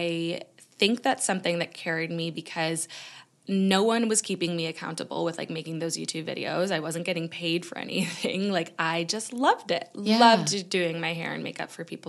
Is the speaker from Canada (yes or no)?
yes; Canada; moved away as an adult; now in United Kingdom; being Canadian and moving to the UK